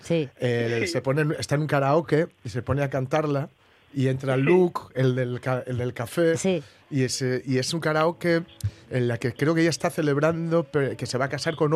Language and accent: Spanish; Gijón, Asturias, Spain; mi infancia en Gijón